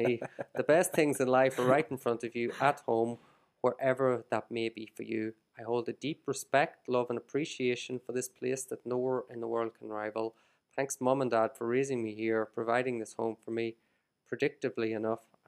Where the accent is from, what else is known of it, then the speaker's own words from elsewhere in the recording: Ireland; moved away as an adult; now in Shenzhen, China; I'm Irish and very proud to be Irish, but I don't consider really, I don't see Ireland as my ultimate home or Ireland. I don't view Ireland as home anymore.